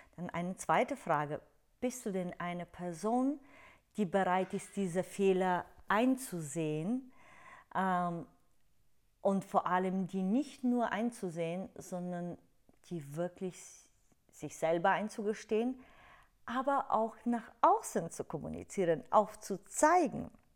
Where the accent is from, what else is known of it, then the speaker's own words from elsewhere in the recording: Bulgaria; German is a second language; moved away; du hörst es ja in meiner Aussprache, ich komme aus Bulgarien, habe meinen Akzent, ich habe auch keine perfekte Grammatik.